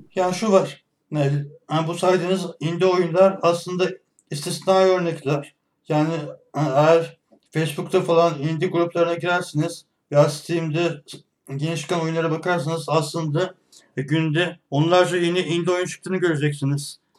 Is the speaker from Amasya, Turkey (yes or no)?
no; Ankara, Turkey; 1988 Ankara doğumluyum